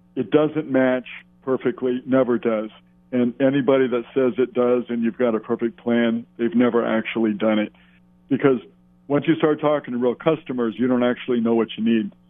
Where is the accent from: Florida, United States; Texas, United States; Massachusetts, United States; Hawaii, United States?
Hawaii, United States; we're just guys from Hawaii and girls from Hawaii